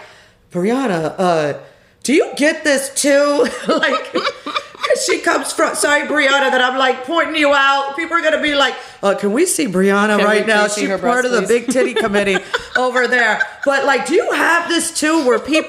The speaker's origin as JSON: {"language": "English", "town": "Tampa", "region": "Florida", "country": "United States", "tie": "born or raised there", "also_born_or_lived": "New York / Los Angeles / Orange County, California", "moved": "yes", "lives_now": "Brooklyn, United States", "said": "I was raised in Tampa, Florida"}